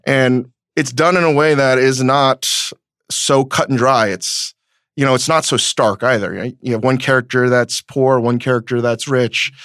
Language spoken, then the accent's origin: English; United States; the environment that I grew up in in America with parents that were trying to figure out the immigrant experience